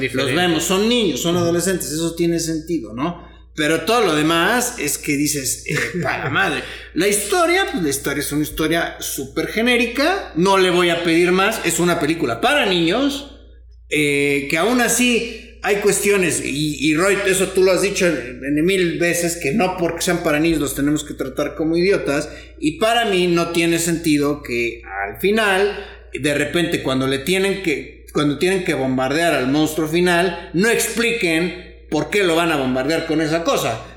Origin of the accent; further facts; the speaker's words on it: Mexico; los mexicanos somos conocidos por ser buena onda